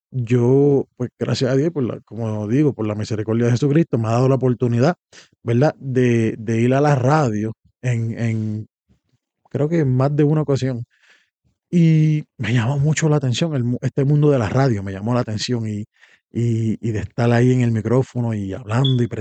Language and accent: Spanish; Puerto Rico; moved away; O venimos de Puerto Rico, donde hay variedad de esto. Aquí solamente que yo sepa hay uno en español, hay mucho inglés